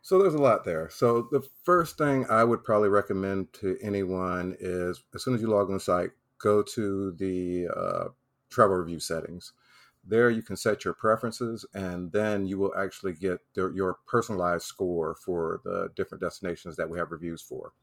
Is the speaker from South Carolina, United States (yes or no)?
yes; South Carolina, United States; moved away as an adult; also born or lived in Okinawa, Japan; now in Florida, United States; I was born and raised in South Carolina